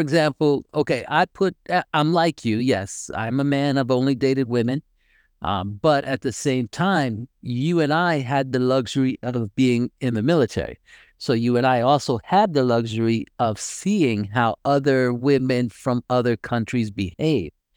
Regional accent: United States; being an American, I mean, and they actually know, although I speak Spanish, they do know that I am not from there because my accent is totally different

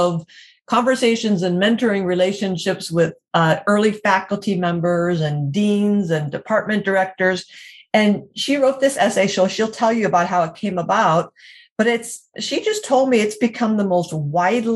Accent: Erie, Pennsylvania, United States; back in my hometown, Erie, Pennsylvania

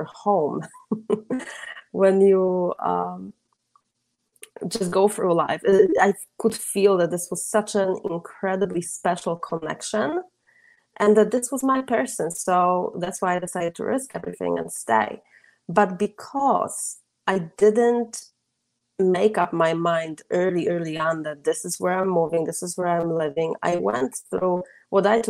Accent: Poland; English is a second language; moved away as an adult; also born or lived in Michigan, United States; now in Sarasota, United States; I'm originally from Poland, from Europe, but I came to Michigan to work as an au pair

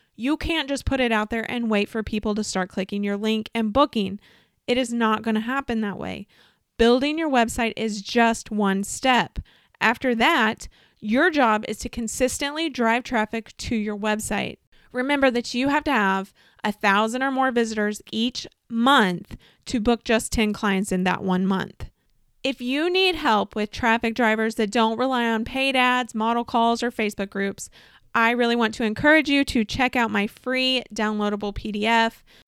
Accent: Southern Illinois, United States; in my hometown in Southern Illinois

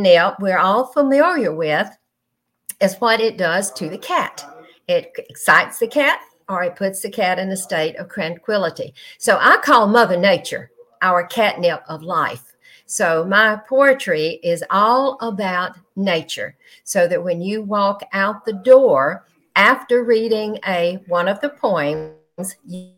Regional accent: Georgia, United States; now in Panama City, United States; originally from Georgia

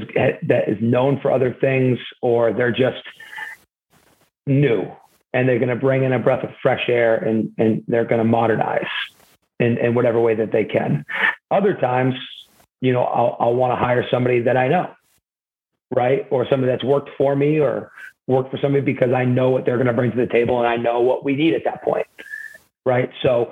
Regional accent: the South, United States; I'm from the South. Bringing me home is closer to family, would take a lot of stress off of me and my wife.

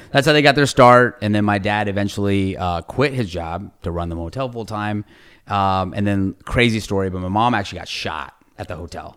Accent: Ohio, United States; moved away as an adult; also born or lived in Fort Worth, Texas / Iowa; now in San Antonio, United States; I grew up in Ohio my whole life. So, I grew up in Ohio, went to Ohio State

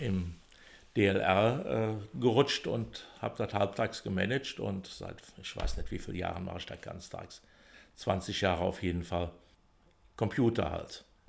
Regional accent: Bonn, North Rhine-Westphalia, Germany; bin in Pützchen geboren, also in Pützchen aufgewachsen

